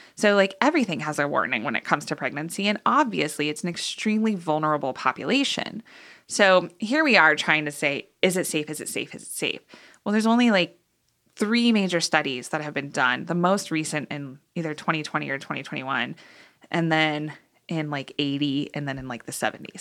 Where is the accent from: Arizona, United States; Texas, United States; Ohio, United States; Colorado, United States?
Colorado, United States; Boulder; moved away as an adult; also born or lived in Kansas; now in Boulder, United States; So, high school I was here in Boulder and then moved to Kansas okay. for college